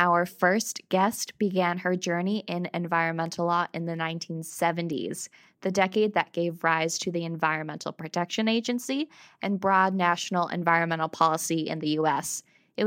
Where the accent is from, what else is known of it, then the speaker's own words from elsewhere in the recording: Central New York, United States; now in Vermont, United States; when I was growing up in Central New York